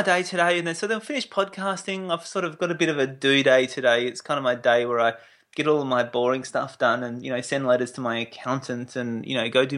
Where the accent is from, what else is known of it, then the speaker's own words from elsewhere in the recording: Adelaide, South Australia, Australia; I was born in Adelaide